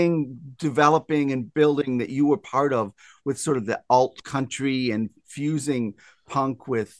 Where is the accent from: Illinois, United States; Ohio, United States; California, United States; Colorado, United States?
Illinois, United States; Rockford; I grew up in Rockford back in the 80s.